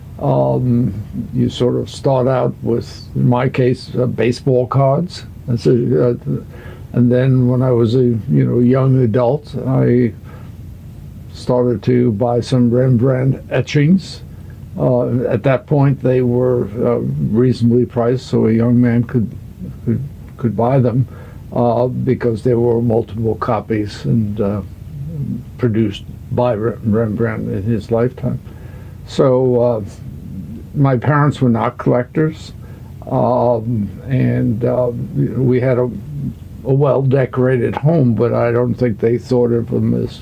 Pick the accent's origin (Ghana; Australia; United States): United States; Cold Spring Harbor, New York; I grew up in Cold Spring Harbor in the Huntington area on Long Island